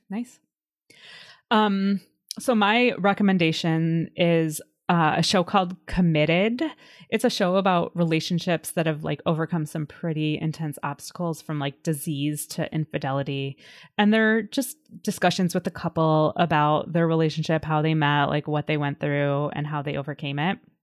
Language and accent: English; Illinois, United States; moved away as an adult; also born or lived in Washington, D.C.; I grew up in in Illinois, and then when I was in my early twenties after college, I moved to DC